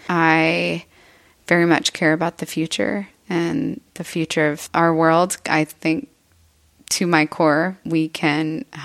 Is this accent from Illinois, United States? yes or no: no; Eagle Lake, Texas, United States; I'm born and raised here in Texas. Mm-hmm. Uh, I grew up in Eagle Lake, Texas, which is a hunting and farming community.